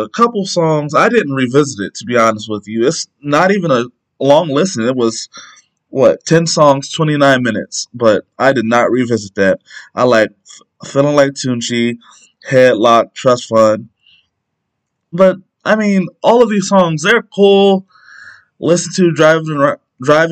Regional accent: Canton, Ohio, United States; I'm from Canton, Ohio

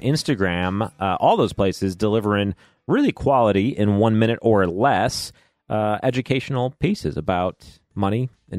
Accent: Chicago, Illinois, United States; I grew up in Chicago.

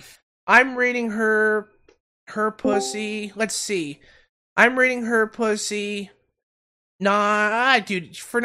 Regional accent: Canada; my country's fucked

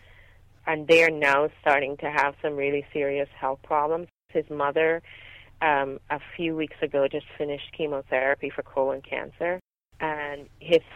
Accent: Guyana; now in Los Angeles, United States; I grew up in Guyana in a multi-generational home

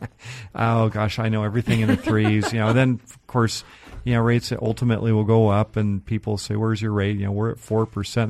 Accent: Seattle, Washington, United States; I grew up in North Seattle, kind of up by Northgate

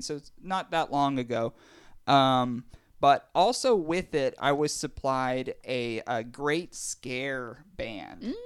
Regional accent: Pittsburgh, Pennsylvania, United States; we're from Pittsburgh and we love the Steelers

